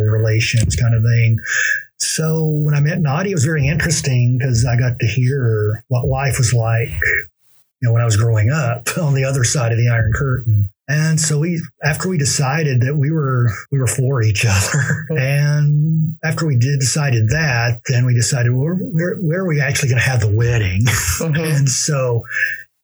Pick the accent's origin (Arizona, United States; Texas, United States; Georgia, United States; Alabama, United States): Georgia, United States; moved away as an adult; also born or lived in Rome, Georgia / Dalton, Georgia / Midwest; now in St. Petersburg, Russia; As an American, especially someone who grew up in Georgia, then lived in the Midwest